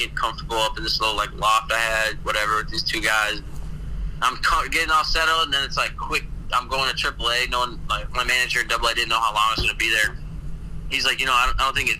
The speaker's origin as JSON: {"language": "English", "region": "Northwest Indiana", "country": "United States", "said": "I'm from Northwest Indiana, like Chicagoland area"}